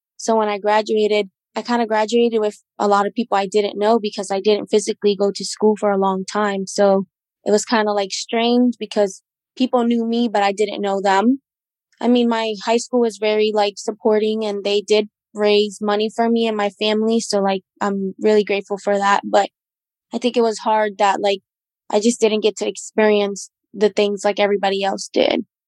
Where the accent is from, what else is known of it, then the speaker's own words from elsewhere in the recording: Lancaster, Pennsylvania, United States; moved away as an adult; now in Johnstown, United States; I currently had lived at the time at Lancaster